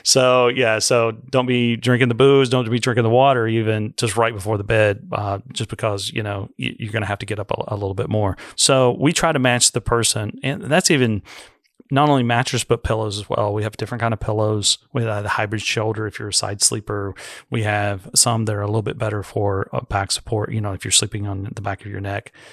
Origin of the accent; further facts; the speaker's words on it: United States; being American